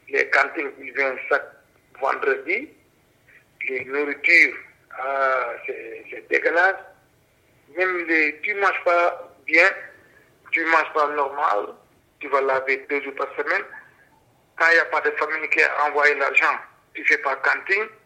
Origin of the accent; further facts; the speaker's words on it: Senegal; moved away as an adult; now in Belgium; Mon pays d'origine, c'est Sénégal, ouais. Ça fait 8 ans et demi que je suis là en Belgique. Moi, je venais ici en 2015